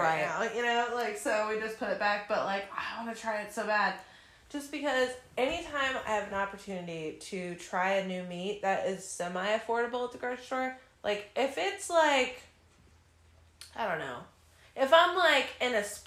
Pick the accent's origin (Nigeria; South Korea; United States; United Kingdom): United States; Midwest; moved away; in the middle of the Midwest, right? In my hometown.